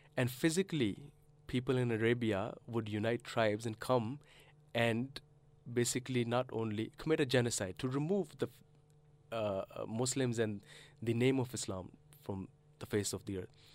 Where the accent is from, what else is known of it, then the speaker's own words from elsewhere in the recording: Canada; moved away as an adult; also born or lived in Karachi, Pakistan; now in Australia; I grew up in Canada, and I did my studies in Canada